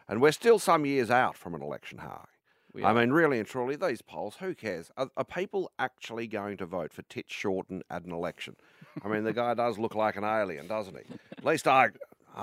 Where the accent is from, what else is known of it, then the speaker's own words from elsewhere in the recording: Armadale, Victoria, Australia; my hometown of Armidale